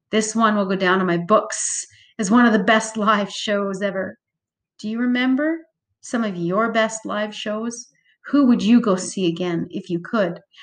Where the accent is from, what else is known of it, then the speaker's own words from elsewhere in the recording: Calgary, Alberta, Canada; I grew up in Calgary, thus, Stampede seethes through my blood